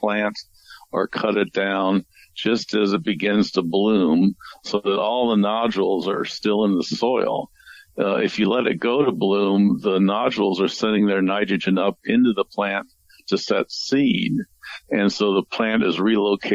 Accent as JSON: {"language": "English", "town": "St. Louis", "region": "Missouri", "country": "United States", "tie": "born or raised there", "said": "I grew up in St. Louis, and the cattle yards were still down in downtown St. Louis"}